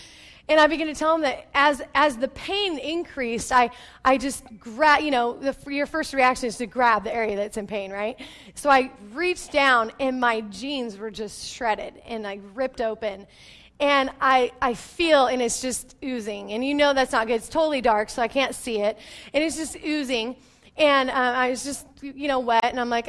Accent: Yelm, Washington, United States; I grew up in Yelm, which none of you probably know where that's at. And it's a small town.

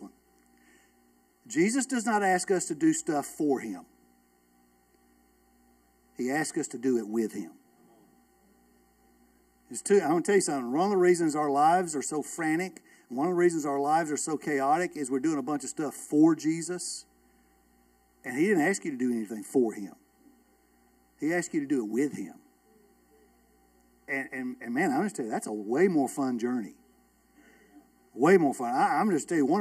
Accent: Villa Rica, Georgia, United States; I'm from Villa Rica

